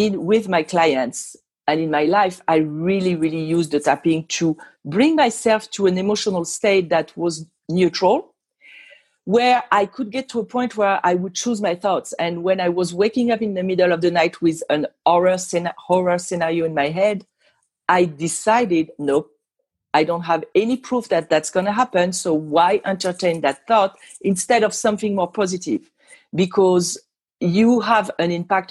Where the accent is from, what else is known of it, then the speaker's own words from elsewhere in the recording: Île-de-France, France; English is a second language; also born or lived in Normandy, France; now in Las Vegas, United States; I'm not from here. I'm originally from France